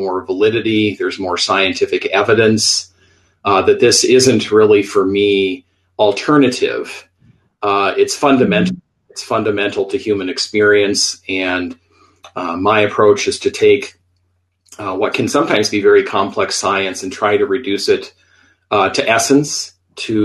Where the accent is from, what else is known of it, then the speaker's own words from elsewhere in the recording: Iowa, United States; also born or lived in Minneapolis, Minnesota; now in Tucson, United States; I'm originally from Iowa. I grew up in the Midwest, spent many years, 16 to be exact, in Minneapolis, Minnesota before the move here to Arizona.